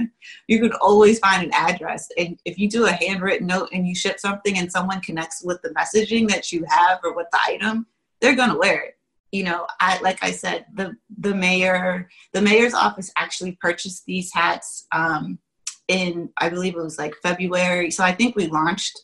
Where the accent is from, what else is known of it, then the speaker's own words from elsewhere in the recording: Washington, District of Columbia, United States; also born or lived in Virginia / Pittsburgh; I was born in in Virginia, raised in Washington D.C. as well as Pittsburgh